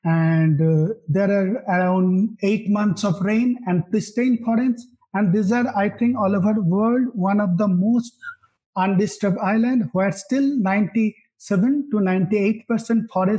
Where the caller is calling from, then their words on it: Bangalore, Karnataka, India; Today, I'm calling from Bangalore, India.